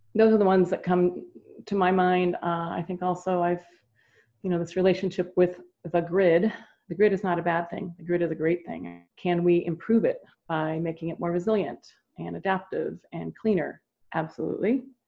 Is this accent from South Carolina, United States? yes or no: no; California, United States; I grew up here in California when California was number one in the country in our educational system